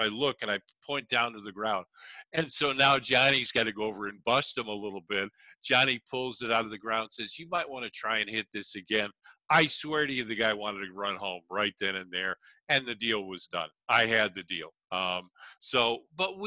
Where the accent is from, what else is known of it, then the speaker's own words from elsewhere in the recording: Chicago, Illinois, United States; as a kid, I grew up in Chicago.